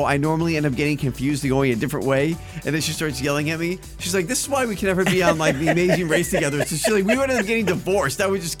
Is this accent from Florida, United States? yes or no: yes; Boca Raton, Florida, United States; That is my hometown.